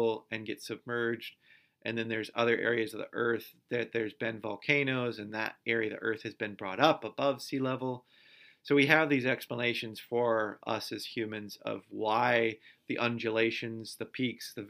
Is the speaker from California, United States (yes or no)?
no; Michigan, United States; I live in Michigan, and I grew up in Michigan.